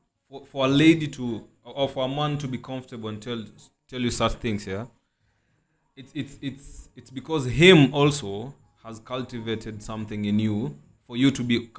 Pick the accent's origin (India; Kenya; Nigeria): Kenya; Turkana County; the whole time that I've been born and raised in Turkana, I have never like seen someone, a guy, usually it's always the chicks calling you, babe